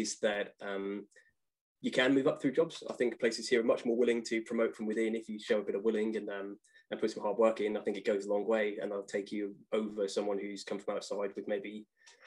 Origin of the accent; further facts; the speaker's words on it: Plymouth, South West England, United Kingdom; accent: English; moved away as an adult; also born or lived in Manchester; I was living in Plymouth till I was in my 20s